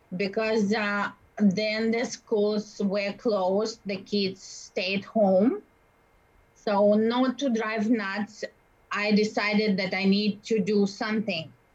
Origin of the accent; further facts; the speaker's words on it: Russia; English is a second language; moved away as an adult; now in Winnipeg, Canada; I'm from Russia.